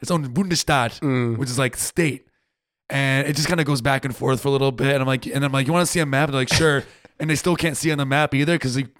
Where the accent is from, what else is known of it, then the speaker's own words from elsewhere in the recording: Rhode Island, United States; moved away as an adult; now in Germany; And I'm like, Rhode Island. It's the smallest state.